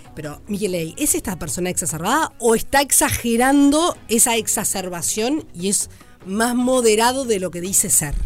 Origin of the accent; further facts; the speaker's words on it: Uruguay; Si somos uruguayos